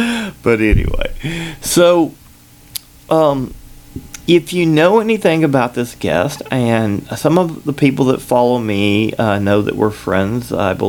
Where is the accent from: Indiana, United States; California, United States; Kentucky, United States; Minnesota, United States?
Kentucky, United States; born there; accent: combination accent; also born or lived in Georgia; I was born in Kentucky. I lived in Georgia for 8 years